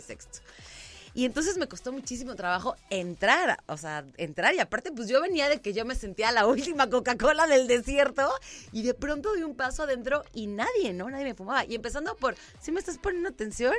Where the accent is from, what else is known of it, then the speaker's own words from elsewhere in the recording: San Juan del Río, Querétaro, Mexico; yo soy queretana, yo me fui a vivir a San Juan del Río de los 7 a los 14, justo en la secundaria. Me regreso para cumplir 15 a Querétaro